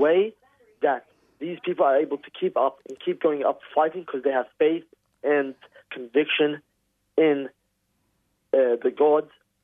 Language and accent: English; West Bank, Palestine; now in Melbourne, Australia; I'm not from Gaza. I'm from the West Bank